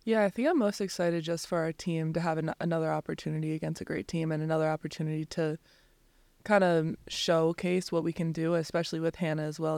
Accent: New Jersey, United States; we're both from South Jersey

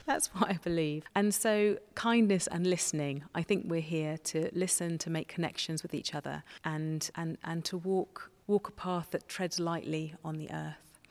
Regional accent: Somerset, South West England, United Kingdom; I grew up in Somerset and I wasn't christened

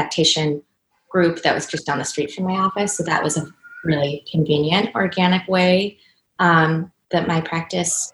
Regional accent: Cleveland, Ohio, United States; moved away as an adult; also born or lived in Chicago; this is my hometown

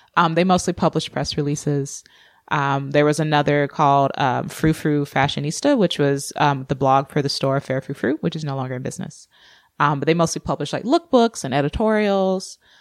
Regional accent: Georgia, United States; moved away; also born or lived in Orange County, California / Seattle; I grew up in Georgia

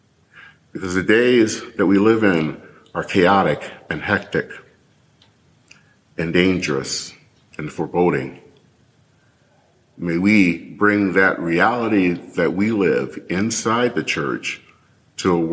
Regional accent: Michigan, United States; as a kid growing up in Michigan

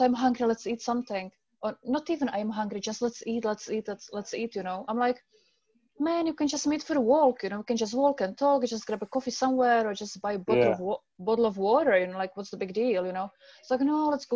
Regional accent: Czechia; English is a second language; moved away; left back to my country. I'm from the Czech Republic

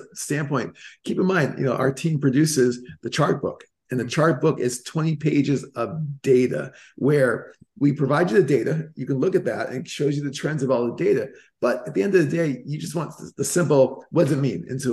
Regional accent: Boston, Massachusetts, United States; now in California, United States; I'm originally from Boston

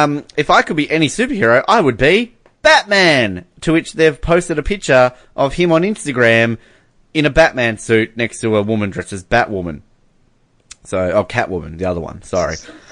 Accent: Canada; I'm Canadian.

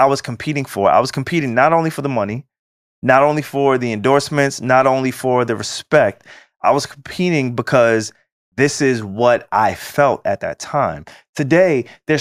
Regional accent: New York City, New York, United States; as a New Yorker

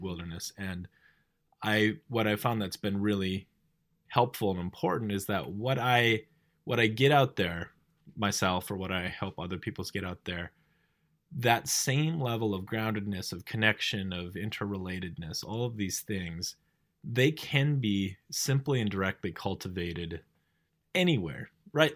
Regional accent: North Dakota, United States; I grew up in North Dakota.

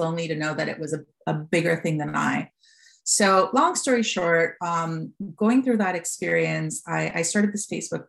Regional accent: Costa Rica; moved away as an adult; now in United States; I was born and raised in Costa Rica. I moved to America in 2005 for business school

